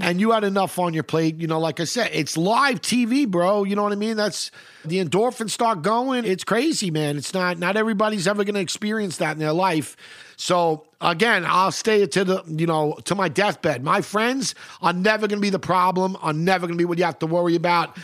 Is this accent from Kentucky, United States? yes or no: no; New York City, New York, United States; I grew up reading the Post. I'm from New York. I always read the Post.